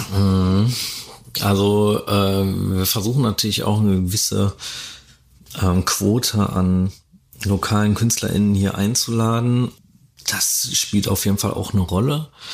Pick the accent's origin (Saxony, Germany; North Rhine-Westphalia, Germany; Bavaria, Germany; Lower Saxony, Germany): North Rhine-Westphalia, Germany; Dortmund; ich komme aus Dortmund oder aus dem Ruhrgebiet